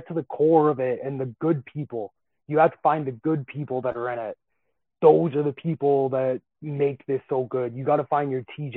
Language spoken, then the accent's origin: English; Calgary, Alberta, Canada; now in Edmonton, Canada; I live in Edmonton right now, but I'm from Calgary.